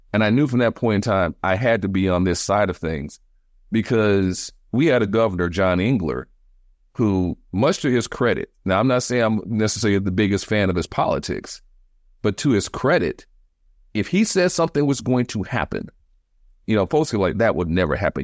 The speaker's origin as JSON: {"language": "English", "town": "Detroit", "region": "Michigan", "country": "United States", "tie": "born or raised there", "moved": "as an adult", "lives_now": "Washington, D.C., United States", "said": "being born and raised in Detroit. I grew up in Detroit in the seventies and eighties."}